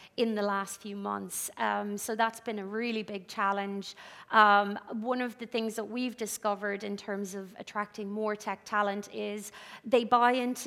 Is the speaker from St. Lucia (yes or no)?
no; Ireland; accent: Irish; now in United Kingdom; You can probably tell from my accent, I'm Irish